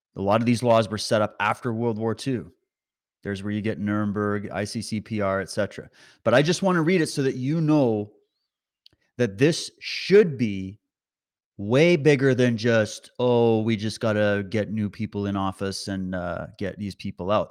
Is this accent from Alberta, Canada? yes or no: yes; Alberta, Canada; I was born in Alberta. I got Alberta blood in me.